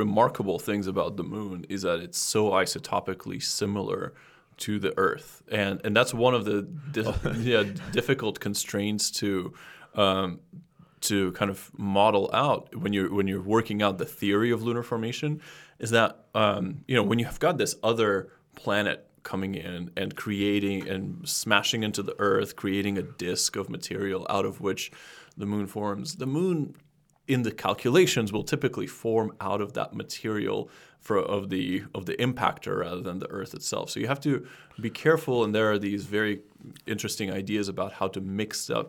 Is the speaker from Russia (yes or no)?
yes; Russia; I'm from Russia, and yes, you do.